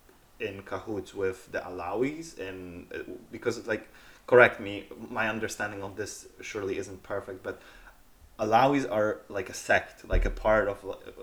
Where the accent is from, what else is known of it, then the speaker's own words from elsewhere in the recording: Poland; I am from Poland